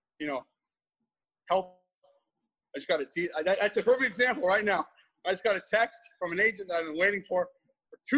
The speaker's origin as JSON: {"language": "English", "town": "Seattle", "region": "Washington", "country": "United States", "said": "Well, I'm from Seattle."}